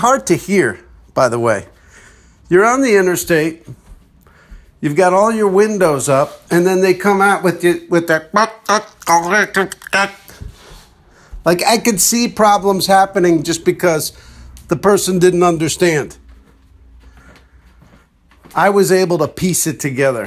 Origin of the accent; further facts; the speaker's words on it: East Coast, United States; moved away; also born or lived in Texas; I was from the East Coast.